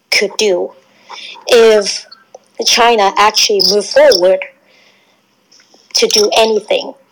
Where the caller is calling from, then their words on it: Canada; I'm listening from Canada as well.